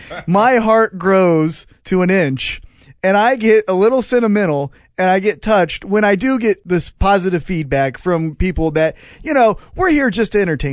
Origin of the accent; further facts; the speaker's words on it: Independence, Missouri, United States; That's my hometown.